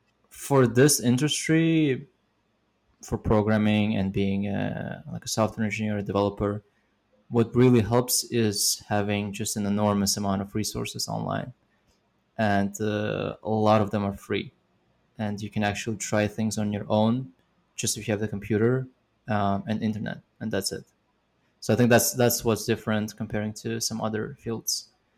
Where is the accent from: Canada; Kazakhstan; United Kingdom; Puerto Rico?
Kazakhstan; Almaty; moved away as an adult; also born or lived in Uzbekistan; now in United States; Before that, I lived in Kazakhstan, in Almaty, but I was born in Uzbekistan.